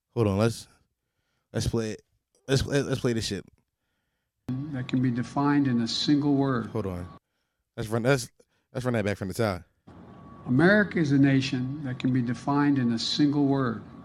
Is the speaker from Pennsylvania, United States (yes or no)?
yes; Philadelphia, Pennsylvania, United States; as a Philadelphian